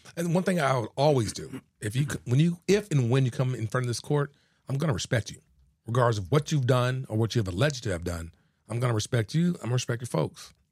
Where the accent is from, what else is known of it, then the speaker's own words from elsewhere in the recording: Houston, Texas, United States; also born or lived in San Antonio; I'm originally from Houston, uh, born and raised